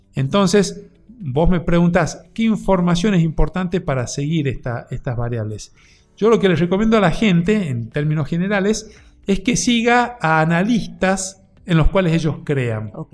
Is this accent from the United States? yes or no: no; Argentina; como argentinos